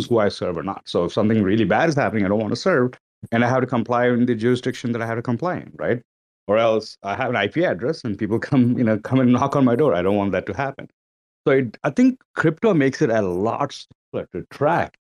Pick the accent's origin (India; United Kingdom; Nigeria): India; now in United States; I come from India